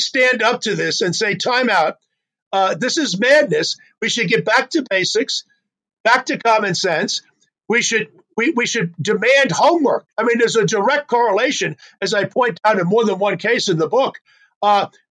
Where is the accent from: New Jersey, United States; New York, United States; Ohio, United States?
New York, United States; When I was a kid growing up in New York, back in the 1950s